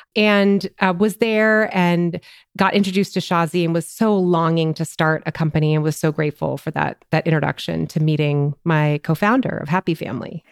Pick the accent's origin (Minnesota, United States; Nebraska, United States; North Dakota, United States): Minnesota, United States; moved away as an adult; also born or lived in upstate New York; I'm a Minnesotan. I grew up in Minnesota